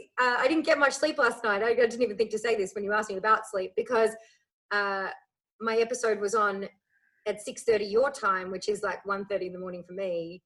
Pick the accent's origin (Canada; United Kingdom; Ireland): Ireland; born there; also born or lived in Australia; growing up bouncing from Australia to Ireland. So I was born in Ireland, you know, so I back and forth.